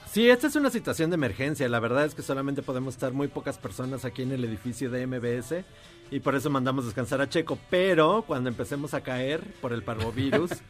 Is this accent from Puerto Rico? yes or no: no; Tamaulipas, Mexico; yo soy tamaulipeco.